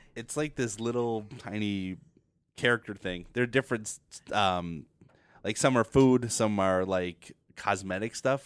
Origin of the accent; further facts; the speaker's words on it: Sheboygan, Wisconsin, United States; also born or lived in Mount Calvary, Wisconsin; I grew up in Wisconsin, uh, Sheboygan